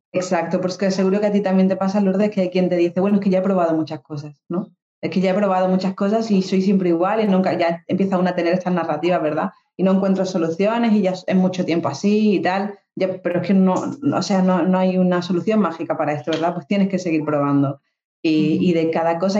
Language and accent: Spanish; Dos Hermanas, Andalusia, Spain; moved away as an adult; also born or lived in Granada / London; now in Málaga, Spain; yo soy de Sevilla, yo soy de un pueblo que se llama Dos Hermanas. Y, bueno, yo nací allí, estuve allí pues 26 años